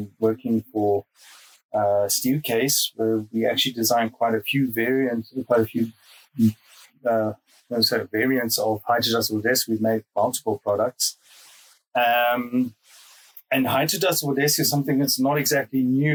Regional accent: South Africa; moved away as an adult; now in Munich, Germany; I'm originally from South Africa. And was born there, grew up there.

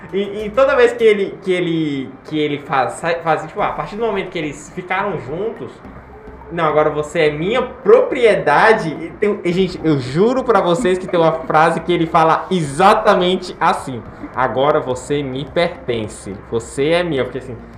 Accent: Brazil; Eu sou brasileiro, eu sou latino, meu sangue é quente

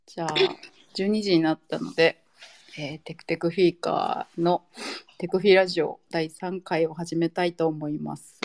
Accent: Nara, Japan; also born or lived in Osaka; now in Tamba-Sasayama, Japan; 出身は奈良なんです

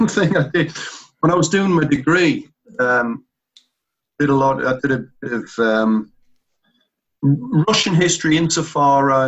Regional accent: Northumberland, North East England, United Kingdom; when I was a kid in my hometown in Northumberland

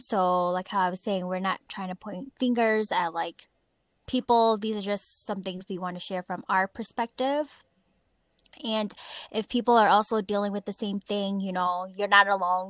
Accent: Twin Cities, Minnesota, United States; I was born and raised in Twin City, Minnesota. I've been here my whole life

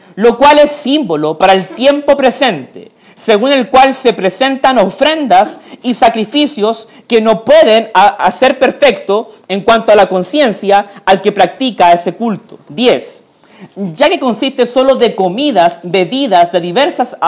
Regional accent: Chile; también soy chileno

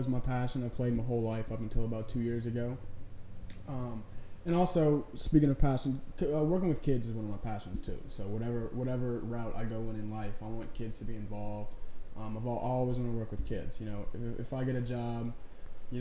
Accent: Folsom, Louisiana, United States; So I'm from Folsom, which is north of Covington, out in the woods

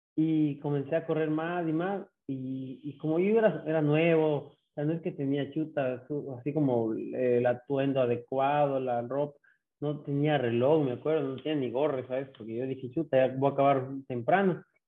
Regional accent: Ambato, Tungurahua, Ecuador; also born or lived in Quito; now in Guayaquil, Ecuador; nacido en Quito, pero eh, viví en Ambato desde año y medio

